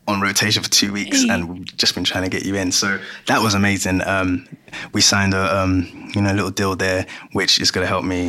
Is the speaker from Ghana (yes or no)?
yes; Ghana; now in London, United Kingdom; between what I used to listen to, what I still listen to. So I'm from Ghana.